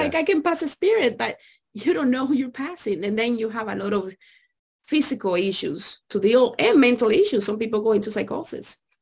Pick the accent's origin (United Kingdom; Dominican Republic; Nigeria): Dominican Republic; I grew up in Dominican Republic